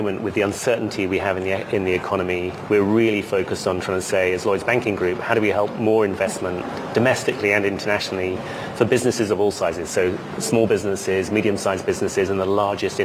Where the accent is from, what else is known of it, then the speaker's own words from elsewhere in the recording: United Kingdom; I'm British